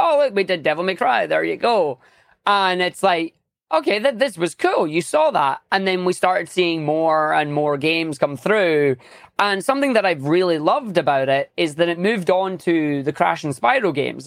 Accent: Scotland, United Kingdom; I am a Scottish speedrunner, uh, obviously living in Scotland right now

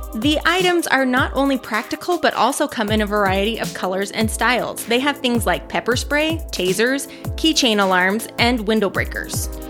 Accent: Utah, United States; I'm from Utah

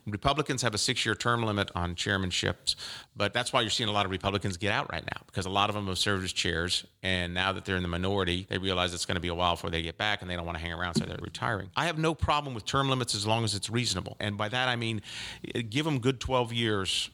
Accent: Polk County, Florida, United States; I'm one of those that was born and raised in Polk County and grew up here

